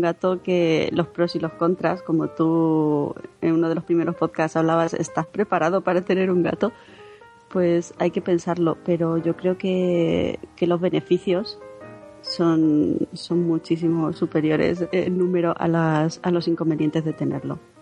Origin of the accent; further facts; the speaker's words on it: Albacete, Castilla-La Mancha, Spain; moved away as an adult; now in Madrid, Spain; aunque soy de Albacete, llevo 8 años ya en Madrid